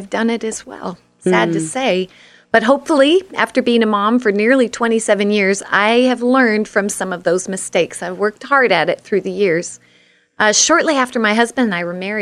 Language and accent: English; Eugene, Oregon, United States; moved away as an adult; also born or lived in Germany; I actually consider myself an Oregonian since I was born and raised in Eugene.